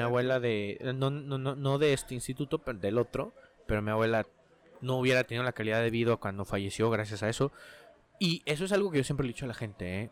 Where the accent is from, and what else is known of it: Mexico